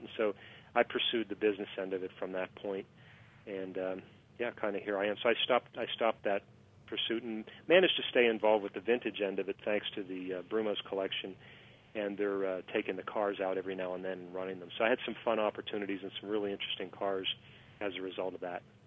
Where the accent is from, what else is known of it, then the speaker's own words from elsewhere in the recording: Pittsburgh, Pennsylvania, United States; I am from Pittsburgh, and so I mean, it kind of kind of in the Rust Belt area